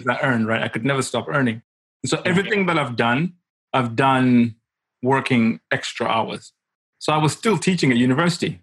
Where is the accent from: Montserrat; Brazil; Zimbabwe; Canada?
Zimbabwe; moved away as an adult; also born or lived in Kent, United Kingdom; I'm from Zimbabwe. I grew up in Africa